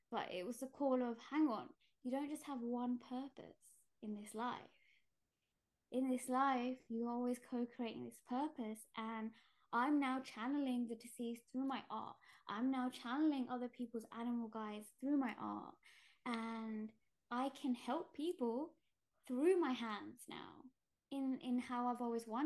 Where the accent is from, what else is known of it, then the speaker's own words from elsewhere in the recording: Gujarat, India; I'm Indian, and we come from Gujarat, and the caste I come from, we're tailors